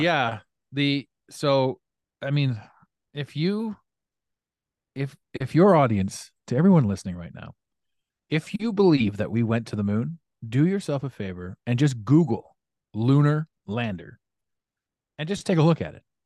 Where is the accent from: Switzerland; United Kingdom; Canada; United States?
Canada; Ottawa, Ontario; this was one of my best friends growing up, growing up in Ottawa.